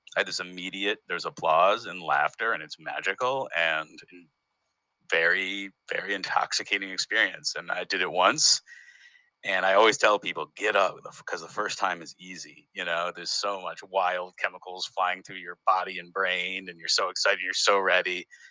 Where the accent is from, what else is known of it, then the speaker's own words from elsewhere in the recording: Northampton, Massachusetts, United States; moved away as an adult; also born or lived in Detroit, Michigan; now in Berlin, Germany; I was born in Detroit, Michigan, and then I I grew up in Northampton, Massachusetts